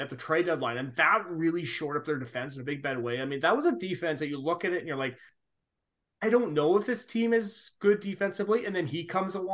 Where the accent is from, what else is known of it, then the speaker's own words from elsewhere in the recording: West Coast, United States; I'm from the West Coast, so I always knew about what it used to be was Key Arena.